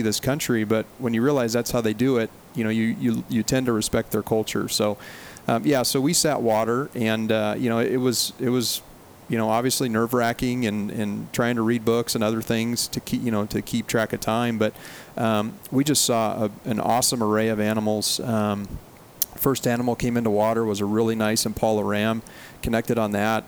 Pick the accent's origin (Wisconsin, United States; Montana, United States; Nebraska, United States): Montana, United States; Chinook; also born or lived in Butte, Montana; I was born and raised in Montana um, basically 18 years of my life, and then went to college in Butte, Montana for another four years. So I spent my whole childhood growing up um, in north central Montana. So Mm-hmm. If if anyone knows a little town called Chinook